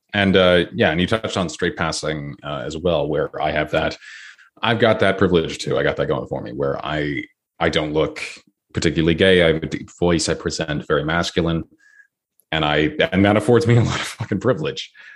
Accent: Toronto, Ontario, Canada; I grew up in a pretty liberal city, I grew up in Toronto

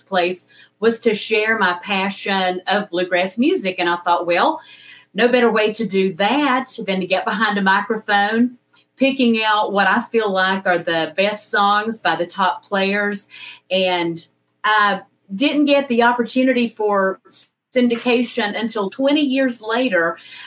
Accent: West Jefferson, North Carolina, United States; I started in my hometown of West Jefferson, North Carolina, a station WKSK

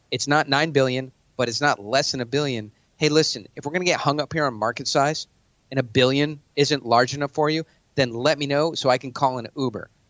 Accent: New York, United States; now in Scottsdale, United States; I'm from New York.

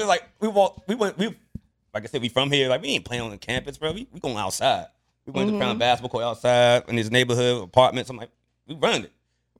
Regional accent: Prince George's County, Maryland, United States; I'm from Maryland. I'm from B.G. County.

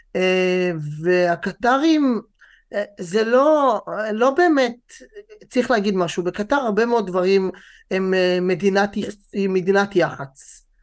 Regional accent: Israel; גם לנו כישראלים

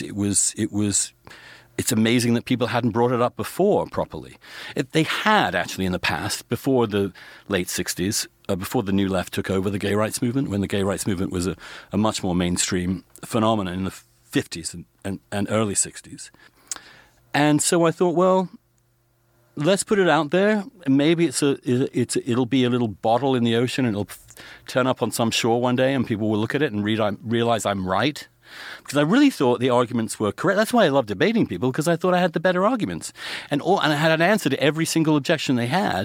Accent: England, United Kingdom; moved away; growing up in England

